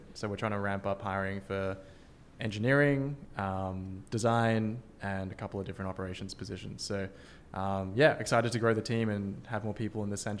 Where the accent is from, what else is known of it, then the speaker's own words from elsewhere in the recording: Australia; moved away as an adult; now in San Francisco, United States; I'm from Australia, you can probably tell from my accent